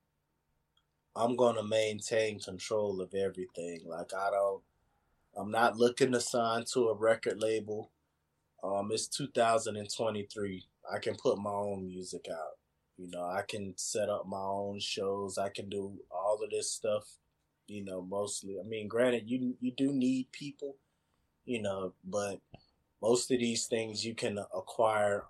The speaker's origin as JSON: {"language": "English", "region": "Mississippi", "country": "United States", "tie": "born or raised there", "also_born_or_lived": "Florida", "moved": "yes", "said": "I grew up in Mississippi"}